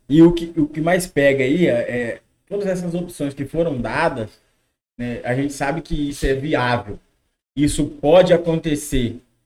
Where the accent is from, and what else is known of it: Brazil